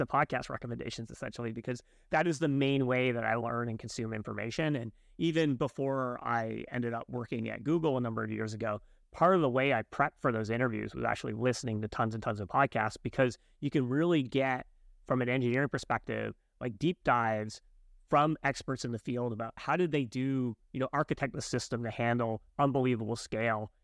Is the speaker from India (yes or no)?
no; Canada; I'm Canadian